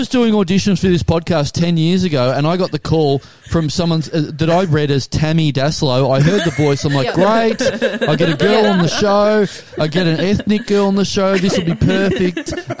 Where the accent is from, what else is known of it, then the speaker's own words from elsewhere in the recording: Australia; we're Australian